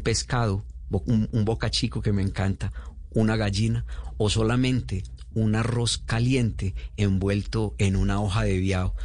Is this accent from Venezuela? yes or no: no; Antioquia, Colombia; Yo vengo de una región de Antioquia. Eh, en Antioquia somos muy vinistas... y creemos que Antioquia es lo mejor